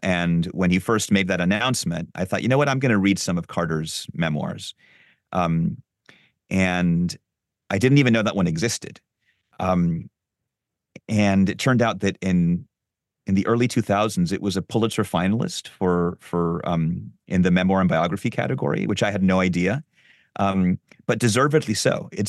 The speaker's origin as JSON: {"language": "English", "region": "Lima", "country": "Peru", "tie": "born or raised there", "said": "I grew up in Lima in Peru"}